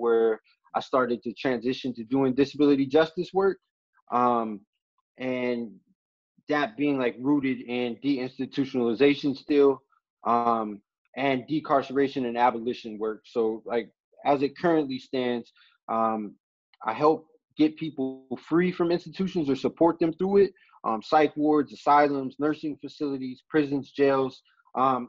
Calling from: Hartford, Connecticut, United States; also born or lived in Pittsburgh; I'm calling right now from Hartford, Connecticut.

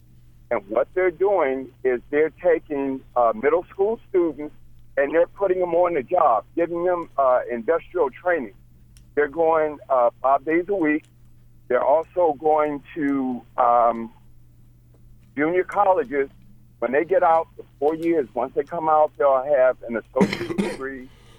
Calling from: Georgia, United States; I'm calling you from Georgia.

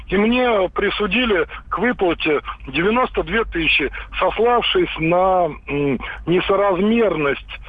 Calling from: Moscow, Russia; да, я из Москвы.

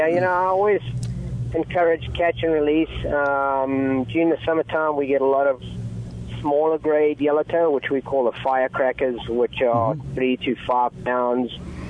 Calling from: Huntington Beach, California, United States; It's … … I'm talking from Huntington Beach, Southern California, and I run Salty Fly Guide Service.

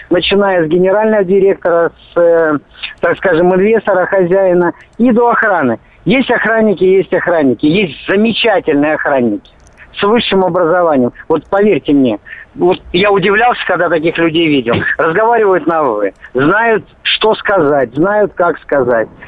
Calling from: Moscow, Russia; Здравствуйте, из Москвы.

